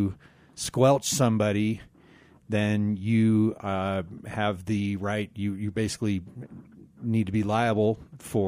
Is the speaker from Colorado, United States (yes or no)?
yes; Glenwood Springs, Colorado, United States; Growing up in Glenwood, they had a thing called Cop Shop